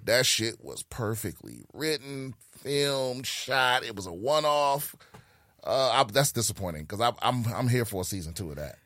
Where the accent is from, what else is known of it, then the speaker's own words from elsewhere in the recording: Prince George's County, Maryland, United States; also born or lived in Washington, D.C.; I was born in D C, raised in P G County, Maryland